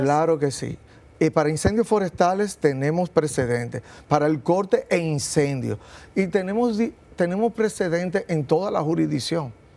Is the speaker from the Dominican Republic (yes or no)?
yes; Dominican Republic; Somos una isla, somos caribeños